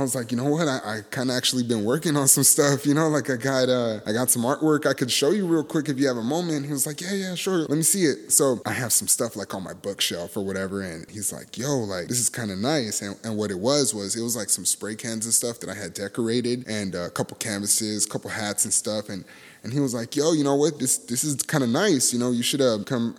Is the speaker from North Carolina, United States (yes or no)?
no; Los Angeles, California, United States; moved away; my hometown, Mid-City